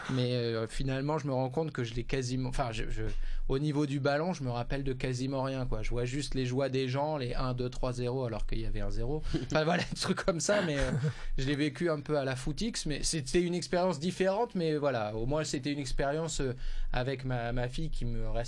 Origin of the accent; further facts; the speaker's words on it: Hauts-de-France, France; je suis originaire du Nord